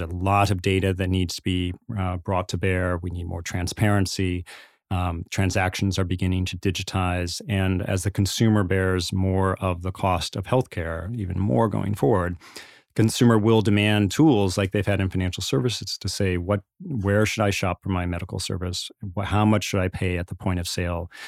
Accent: Indiana, United States; I was born in Indiana, grew up in the Midwest.

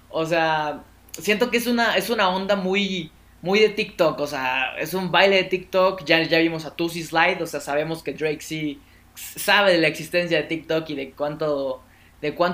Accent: Mexico City, Mexico; Yo soy de la CDMX

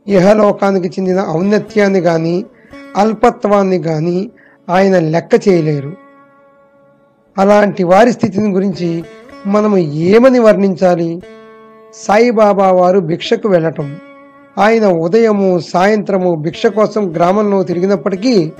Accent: Koyyalagudem, Andhra Pradesh, India; మాది పశ్చిమ గోదావరి జిల్లా కొయ్యలగూడెం

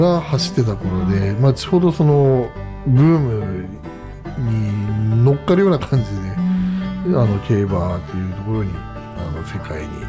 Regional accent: Hokkaido, Japan; moved away as an adult; also born or lived in Tokyo; もともと北海道出身なんですけど

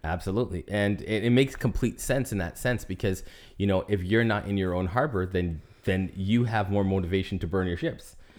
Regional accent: Canada; moved away as an adult; now in Florida, United States; I am a Canadian resident

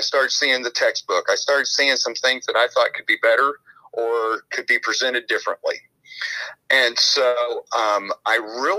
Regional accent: Kentucky, United States; The state was always being run out of Louisville, which is about an hour away from my hometown.

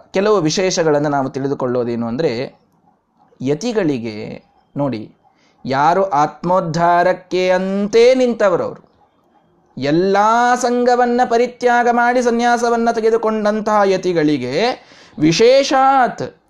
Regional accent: Vijayapura, Karnataka, India; ನಮ್ಮ ಊರಿನಲ್ಲಿ ಇಲ್ಲಿ ನಮ್ಮ ಮನೆಯ ಹತ್ತಿರವೇ

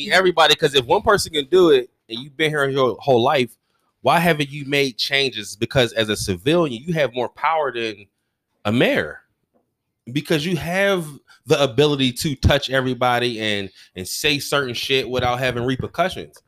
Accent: United States; also born or lived in Garfield / Wilkinsburg; I was born you know, Lincoln, moved to Garfield, you know, played for them when I was a Gator and everything. Then okay. I moved back to Lincoln

